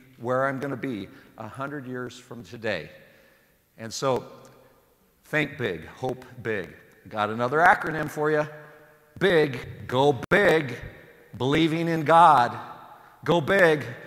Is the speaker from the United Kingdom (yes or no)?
no; Sublimity, Oregon, United States; I'm from Sublimity, Oregon.